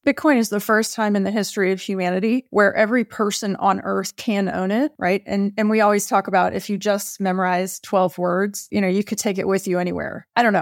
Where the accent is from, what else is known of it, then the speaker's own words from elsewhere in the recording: Texas, United States; I grew up in Texas.